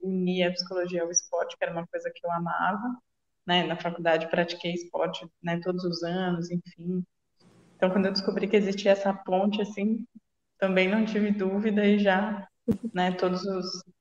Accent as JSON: {"language": "Portuguese", "town": "Jundiaí", "region": "São Paulo", "country": "Brazil", "said": "eu sou de Jundiaí, que é uma cidade um pouco menor"}